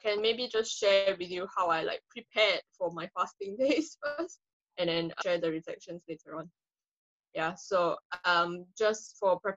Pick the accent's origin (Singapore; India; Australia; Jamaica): Singapore; now in United Kingdom; Singaporean transplants to Britain